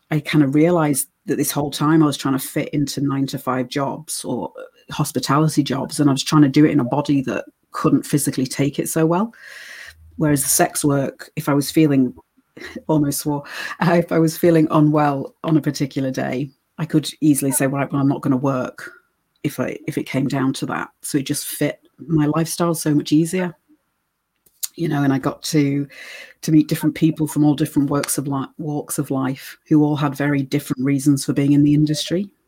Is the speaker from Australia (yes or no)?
no; United States; born there; and then because I was born in the States, I can work over in America, whereas a lot of British girls can't because you need certain types of ID.